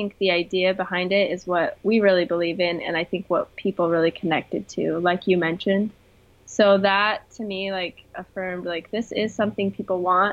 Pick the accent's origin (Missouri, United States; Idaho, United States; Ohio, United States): Idaho, United States; Rexburg; moved away as an adult; also born or lived in Bay Area, California; now in San Francisco Bay Area, United States; grew up in Idaho, in Rexburg, Idaho.